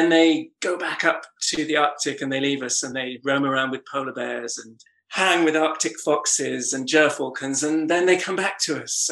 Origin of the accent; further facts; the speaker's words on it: North Norfolk, East of England, United Kingdom; I grew up in North Norfolk.